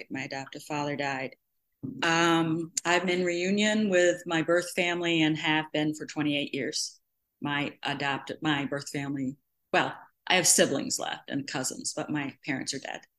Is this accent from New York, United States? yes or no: yes; New York City, New York, United States; Um, I'm an adoptee. I was born in 55 in New York City.